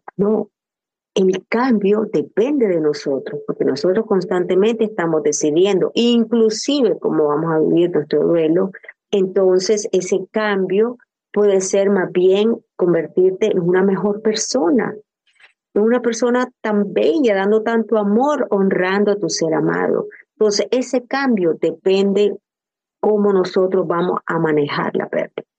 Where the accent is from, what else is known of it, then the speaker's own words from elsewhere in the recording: Nicaragua; moved away; soy nicaragüense